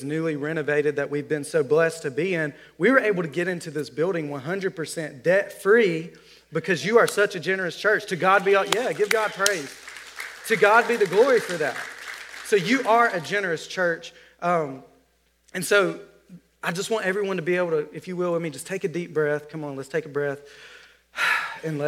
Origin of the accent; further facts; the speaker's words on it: Alabama, United States; I'm from Alabama